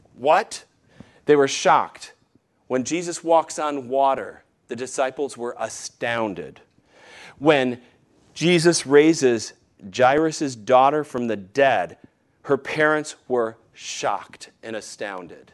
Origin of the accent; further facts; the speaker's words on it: Michigan, United States; moved away; my hometown in Michigan